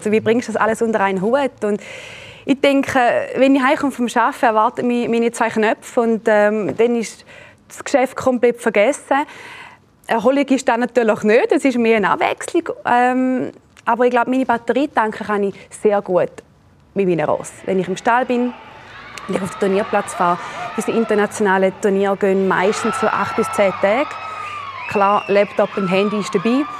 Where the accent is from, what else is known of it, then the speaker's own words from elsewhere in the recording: St. Gallen, Switzerland; Sage ich aus der Schweiz, ja, wo aus der Schweiz? Sage ich aus St. Gallen.